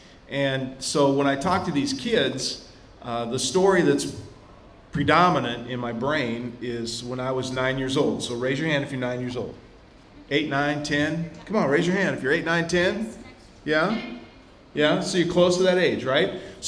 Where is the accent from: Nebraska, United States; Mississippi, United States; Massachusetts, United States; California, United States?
Nebraska, United States; Ashland; moved away as an adult; also born or lived in Texas; We didn't have a lot when we were kids. But we grew up here in Ashland, Greenwood